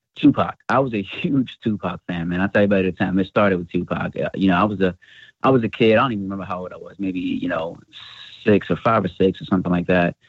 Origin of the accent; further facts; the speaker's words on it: New York City, New York, United States; born and raised in the Bronx